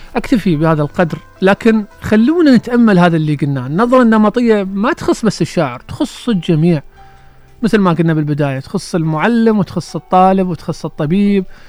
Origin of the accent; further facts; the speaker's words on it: Iraq; عندنا في العراق